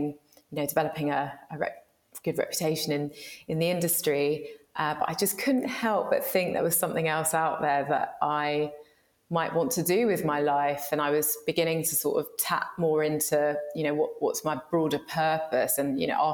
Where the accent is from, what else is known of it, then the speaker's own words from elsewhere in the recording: London, United Kingdom; I'm a very proud Londoner. I grew up in Shepherd's Bush and Hammersmith sort of area.